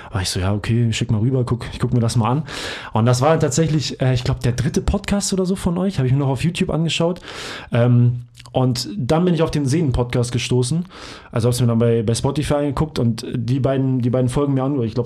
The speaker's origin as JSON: {"language": "German", "region": "Hamburg", "country": "Germany", "tie": "born or raised there", "said": "ich komme ursprünglich aus Hamburg. Ich hab, ähm, bin in Hamburg geboren worden und aufgewachsen"}